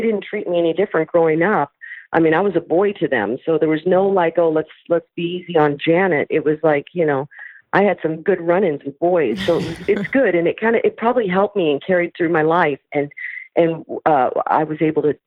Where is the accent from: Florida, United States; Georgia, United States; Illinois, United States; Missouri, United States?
Missouri, United States; St. Louis; moved away as an adult; now in California, United States; I grew up in St. Louis, Missouri, on a street, New Bern Court